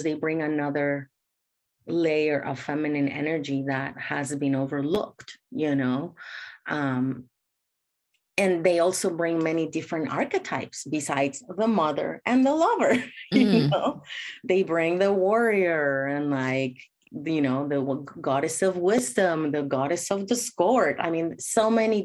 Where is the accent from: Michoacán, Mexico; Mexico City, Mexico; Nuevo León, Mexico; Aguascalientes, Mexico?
Mexico City, Mexico; moved away as an adult; now in San Francisco, United States; I was raised in Mexico